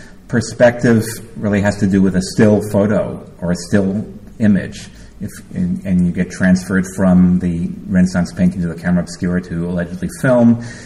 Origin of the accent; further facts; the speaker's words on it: United States; as an American